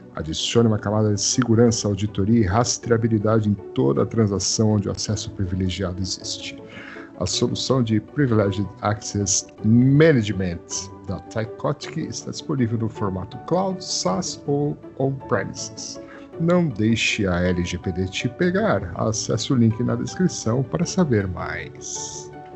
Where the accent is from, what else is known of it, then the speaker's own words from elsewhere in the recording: Brazil; mas eu sou brasileiro